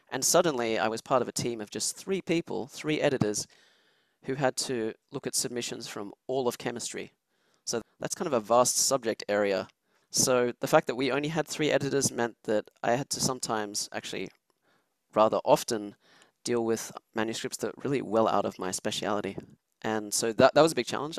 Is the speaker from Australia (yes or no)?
yes; Sydney, New South Wales, Australia; moved away as an adult; also born or lived in Switzerland; now in Texas, United States; I'm originally actually from Switzerland, which is where I was when I was a child. But yeah, I grew up in Australia